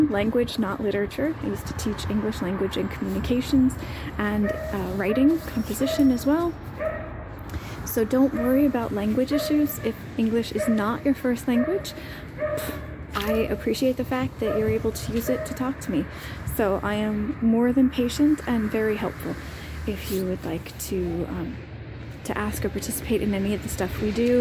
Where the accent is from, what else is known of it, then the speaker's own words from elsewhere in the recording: United States; moved away as an adult; now in Split, Croatia; I am an American expat living overseas